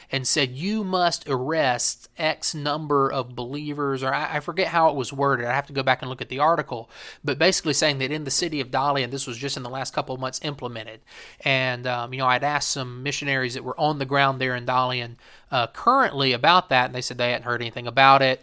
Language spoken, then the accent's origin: English; United States; moved away as an adult; also born or lived in China; I am American